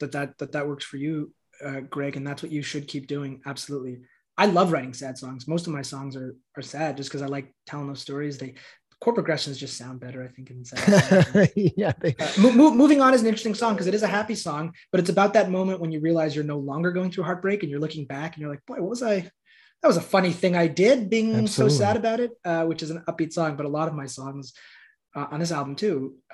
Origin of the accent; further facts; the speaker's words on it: Montreal, Quebec, Canada; born there; I was born in Montreal and in Quebec, there's a lot of Dannys with one N.